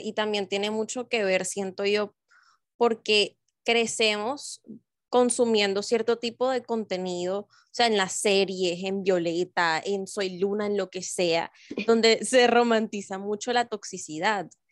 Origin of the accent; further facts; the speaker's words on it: Barranquilla, Atlántico, Colombia; now in Bogotá, Colombia; porque las dos vivimos en Bogotá, pero somos de Barranquilla